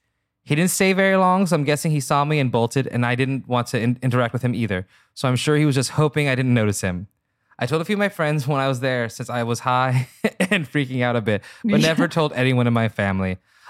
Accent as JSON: {"language": "English", "region": "Midwest", "country": "United States", "tie": "born or raised there", "said": "This man lived in my hometown, which is an hour drive from where I went to college, and I grew up in a pretty Christian subculture in the Midwest."}